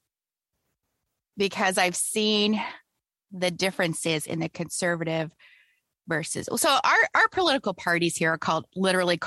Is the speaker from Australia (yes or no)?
no; Canada; I'm Canadian